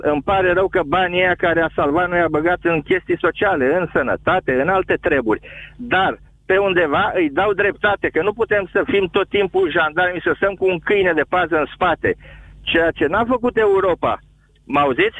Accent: Romania; now in United States; ca român m-am dus în America

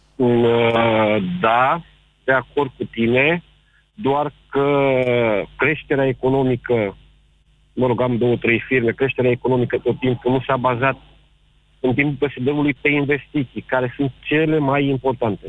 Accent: Bucharest, Romania; fiind plecat din București, sunt bucureștean

